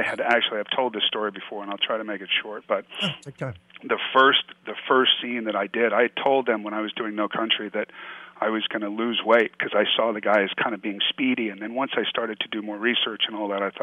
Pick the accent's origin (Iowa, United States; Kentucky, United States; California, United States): California, United States; Paso Robles; also born or lived in Santa Monica / Santa Barbara; I was born here in Santa Monica, and then I moved to Paso Robles, where we have a ranch now. I was in Paso until I was 10 or 11. Then I went to Santa Barbara until I was 16